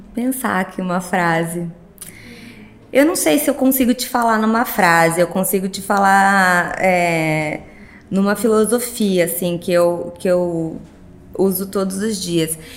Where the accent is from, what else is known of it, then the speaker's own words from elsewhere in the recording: Sorocaba, São Paulo, Brazil; also born or lived in Rio de Janeiro; sou de Sorocaba, nasci em Sorocaba, fiz minha formação na PUC São Paulo, que também é Sorocaba